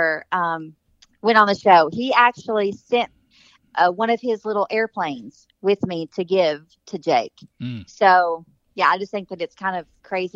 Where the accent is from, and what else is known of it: La Follette, Tennessee, United States; born or raised there; moved away as an adult; now in Knoxville, United States